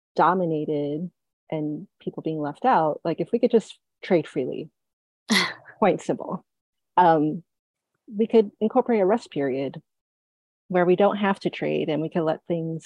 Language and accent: English; New York City, New York, United States; I grew up in New York City